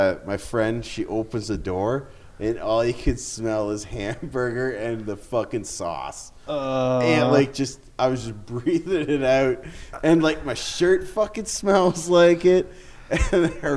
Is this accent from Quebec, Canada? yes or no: no; Goderich, Ontario, Canada